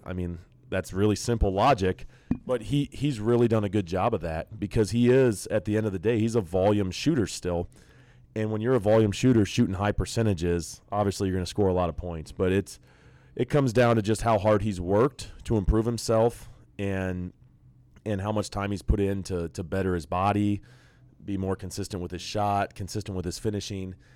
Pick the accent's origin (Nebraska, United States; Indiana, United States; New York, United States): Nebraska, United States; growing up in Nebraska in the nineties, I was an outlier